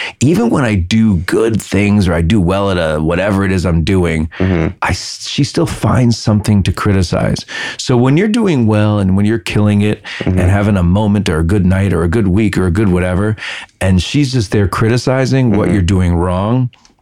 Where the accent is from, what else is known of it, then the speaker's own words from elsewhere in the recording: New York City, New York, United States; moved away as an adult; also born or lived in Manhattan; now in Los Angeles, United States; we grew up in the Bronx